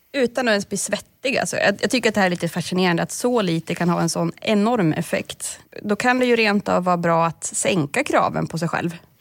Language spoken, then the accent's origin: Swedish; Norrland, Sweden; jag är norrlänning